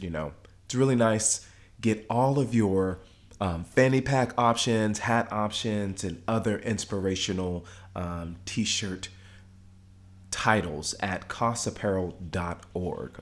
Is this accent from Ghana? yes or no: yes; Ghana; now in Dallas, United States; home for me is Ghana. Okay, my mom is from Ghana uh, my family's from Ghana. I'm from Ghana